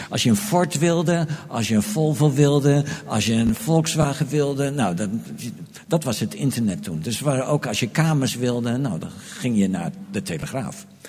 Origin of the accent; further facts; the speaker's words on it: Groningen, Netherlands; moved away as an adult; also born or lived in Delft; now in Amsterdam, Netherlands; ik kwam uit Groningen, woonde in Delft, kreeg een baan in Amersfoort